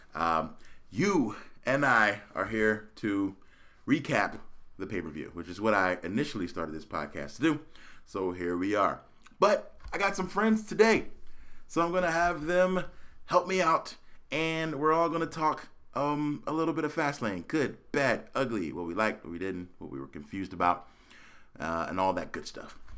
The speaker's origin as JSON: {"language": "English", "town": "Philadelphia", "region": "Pennsylvania", "country": "United States", "tie": "born or raised there", "moved": "yes", "lives_now": "Phoenix, United States", "said": "I'm born and raised in Philadelphia"}